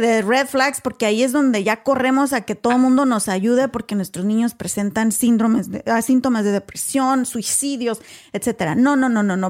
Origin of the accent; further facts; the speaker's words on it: Mexico; now in United States; vengo de México igual que tú, nací, crecí, estudié en México